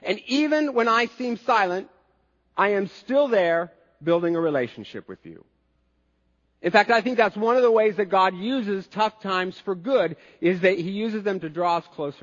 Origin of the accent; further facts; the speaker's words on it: United States; as American Christians